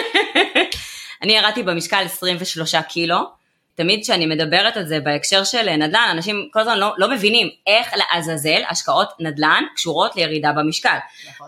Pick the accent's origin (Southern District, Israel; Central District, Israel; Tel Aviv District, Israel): Tel Aviv District, Israel; Ramat Gan; נולדתי ברמת עמידר, בואי, אני באה מהשכונות